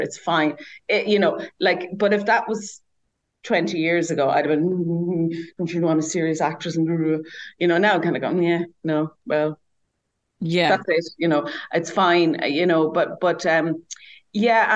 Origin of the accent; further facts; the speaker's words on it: Ireland; moved away as an adult; also born or lived in Dublin; I grew up in the country and I grew up at a certain time